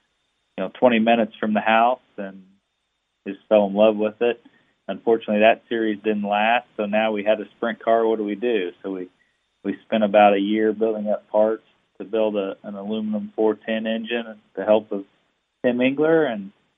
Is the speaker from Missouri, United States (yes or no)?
no; Sumner, Illinois, United States; my hometown in Sumner, Illinois